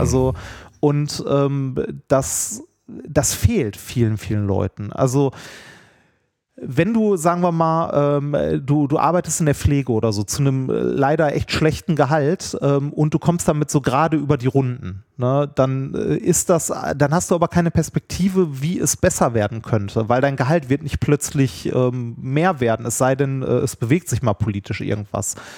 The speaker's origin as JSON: {"language": "German", "town": "Essen", "region": "North Rhine-Westphalia", "country": "Germany", "said": "ich bin halt Essener, und ich werde das auch für mein Leben lang bleiben und liebe diese Stadt"}